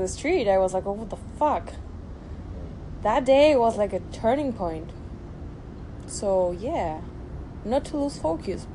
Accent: Argentina; moved away; I'm from Argentina

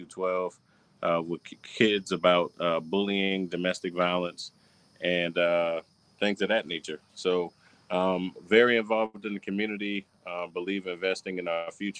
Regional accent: Charleston, South Carolina, United States; I'm originally from Charleston. I'm a Charleston County

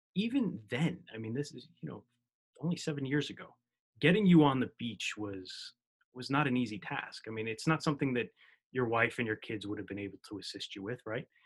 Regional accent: New Jersey, United States; I'm from New Jersey, born and raised.

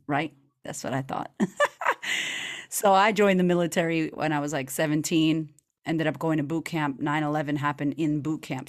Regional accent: Boston, Massachusetts, United States; now in Australia; I'm originally from Boston, Massachusetts, and I grew up with a single mother

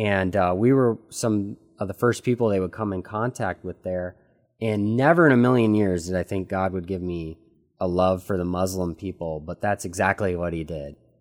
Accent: United States; At twenty-two years old, growing up in the United States

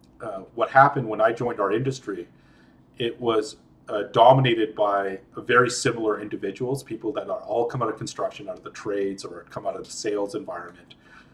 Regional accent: Libya; also born or lived in Edmonton, Canada / India; So I was born in Edmonton, but at the age of three, we moved to Libya. And we lived in Libya for about 8 years, 7.5 to 8 years. And so I grew up in a communist country in an expat village, and growing up half in Canada, growing half on India

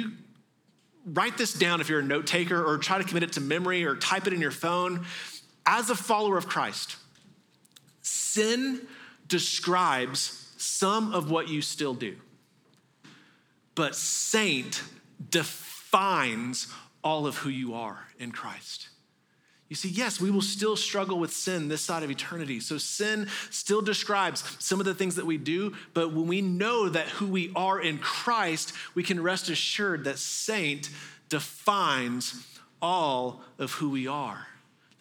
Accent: Texas, United States; moved away; I grew up mostly in Texas

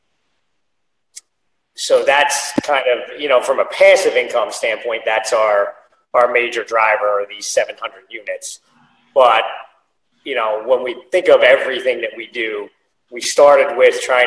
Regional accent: Philadelphia, Pennsylvania, United States; born and raised in Philadelphia

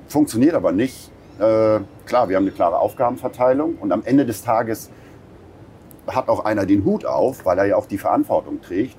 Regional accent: Buxtehude, Lower Saxony, Germany; moved away as an adult; Buxtehude haben wir uns nach über 20 Jahren äh, Weltenbummlerei äh, haben wir uns entschieden, weil das meine Heimatstadt ist

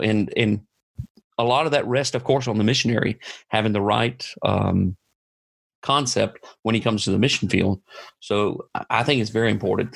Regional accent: United States; moved away; I'm I'm an American, and I'm sent and supported by American churches.

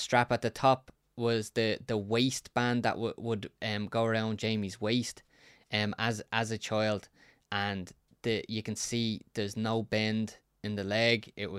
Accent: County Dublin, Ireland; I grew up in Ballyferma, and it was wild, the Wild West.

